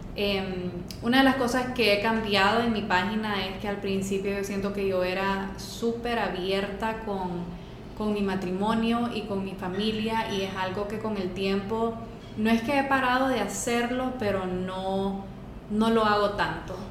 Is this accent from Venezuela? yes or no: no; Honduras; soy hondureña